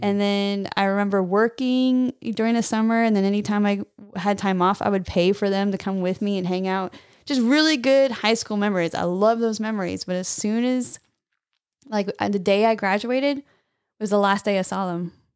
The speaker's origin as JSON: {"language": "English", "region": "California", "country": "United States", "moved": "yes", "lives_now": "Texas, United States", "said": "I'm from California, moved here to Texas"}